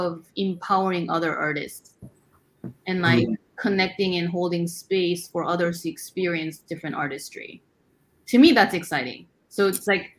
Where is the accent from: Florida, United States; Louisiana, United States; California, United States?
California, United States; Fullerton; now in New York, United States; I grew up near Fullerton area.